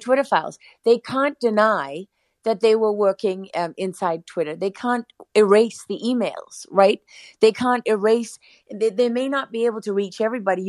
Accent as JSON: {"language": "English", "country": "South Africa", "said": "I'm South African"}